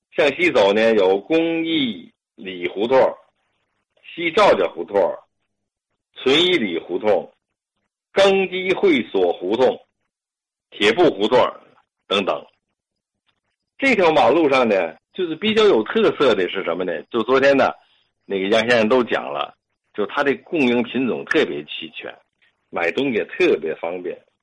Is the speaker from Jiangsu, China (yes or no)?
no; Tianjin, China; 我呢，从小就在这地方生活